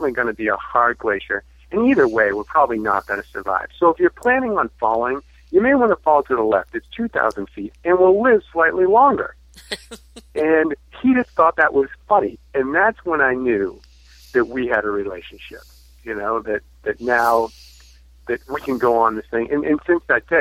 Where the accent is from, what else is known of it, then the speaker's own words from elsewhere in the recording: Massachusetts, United States; moved away as an adult; also born or lived in Arizona; I'm from Massachusetts, so I moved to Arizona in 2000 to pursue a master's degree